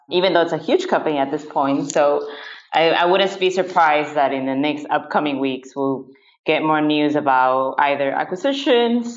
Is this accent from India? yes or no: no; Peru; I grew up in Peru